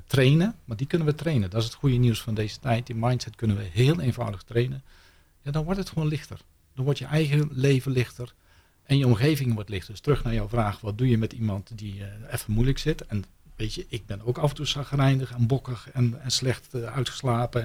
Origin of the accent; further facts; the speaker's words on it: North Brabant, Netherlands; ik kom uit Brabant